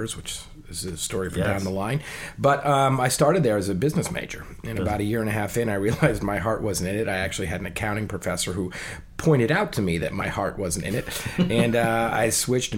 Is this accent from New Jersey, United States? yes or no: yes; New Providence, New Jersey, United States; I was born and raised in New Providence, New Jersey, a small town in New Jersey